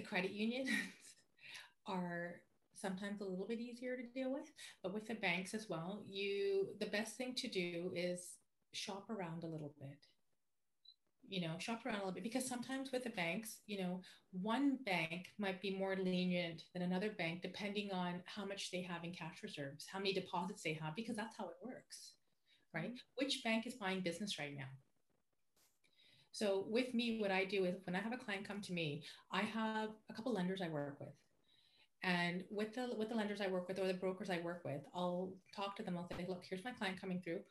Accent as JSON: {"language": "English", "town": "Vancouver", "region": "British Columbia", "country": "Canada", "tie": "born or raised there", "also_born_or_lived": "Burnaby / Aldergrove / Langley / White Rock", "said": "East Van is my baby because I'm born and raised"}